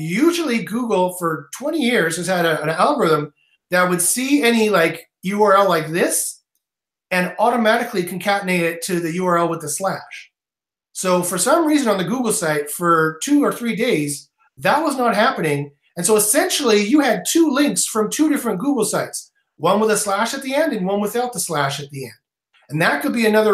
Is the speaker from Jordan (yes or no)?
no; Canada; I'm Canadian